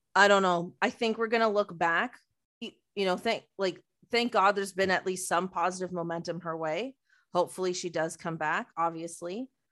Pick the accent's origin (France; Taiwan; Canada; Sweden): Canada; Mississauga, Ontario; from Mississauga